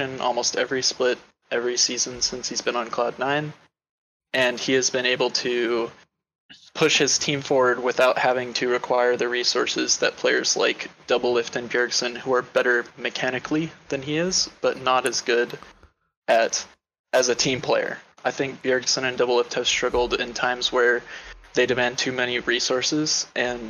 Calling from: Dallas, Texas, United States; I'm calling from Dallas, Texas

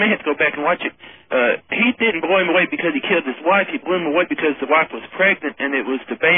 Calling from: Little Rock, Arkansas, United States; I'm calling from Little Rock, Arkansas.

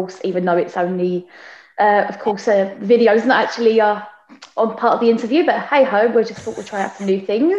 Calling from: Basildon, East of England, United Kingdom; Yes, basically, I'm in Basildon, Essex, just zooming in from my living room

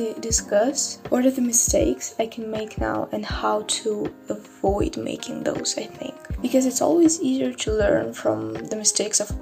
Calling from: Russia; I'm calling from Russia. I am in high school

